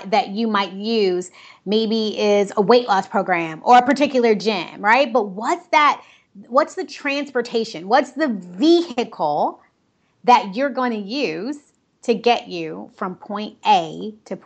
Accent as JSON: {"language": "English", "town": "Cleveland", "region": "Ohio", "country": "United States", "tie": "born or raised there", "also_born_or_lived": "Dominican Republic", "moved": "yes", "said": "I was born in Cleveland, Ohio"}